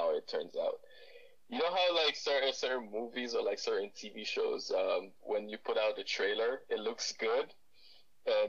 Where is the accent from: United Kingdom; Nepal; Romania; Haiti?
Haiti; now in Ottawa, Canada; I grew up in Haiti. I'm Haitian